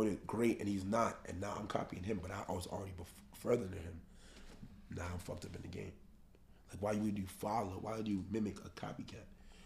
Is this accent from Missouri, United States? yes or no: no; New York City, New York, United States; we come from the Bronx, we come from the slums, from food stamps and EBT, from noodles